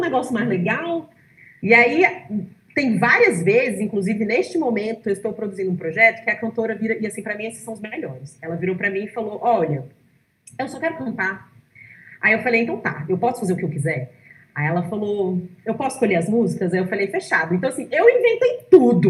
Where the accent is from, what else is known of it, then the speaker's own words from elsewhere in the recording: Brazil; gente é brasileiro